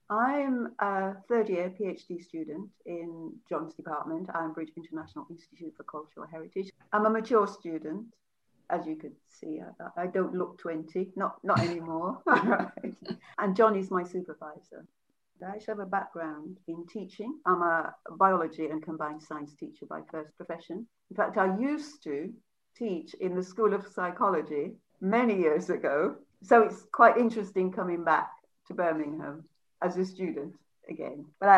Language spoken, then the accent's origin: English; Jamaica; born there; I'm Jamaican by birth, although I've lived here for most of my life. But I was actually born in Jamaica.